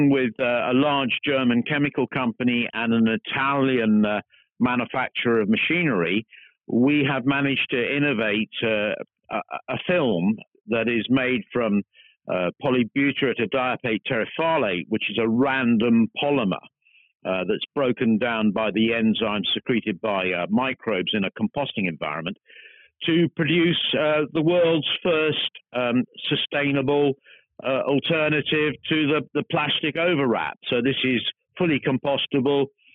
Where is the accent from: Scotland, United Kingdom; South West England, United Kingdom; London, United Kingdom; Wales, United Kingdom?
South West England, United Kingdom; Devon; I come from Devon. Well, Devon and the West Country is a wonderful part of the world